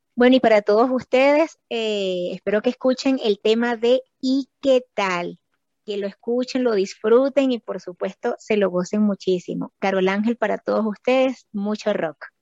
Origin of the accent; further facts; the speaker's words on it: Venezuela; yo soy de Venezuela